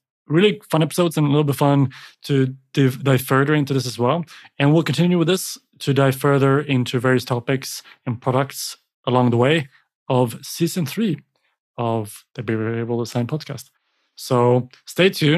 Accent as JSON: {"language": "English", "country": "Sweden", "tie": "born or raised there", "said": "come to my hometown and you'll find a beautiful little kind of glass enclosed building community with palm trees in Sweden"}